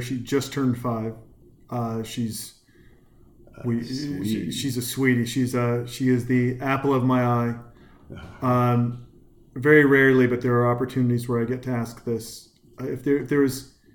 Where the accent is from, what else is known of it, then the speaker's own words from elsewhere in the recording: Whitefish, Montana, United States; moved away; I'm a kid from Montana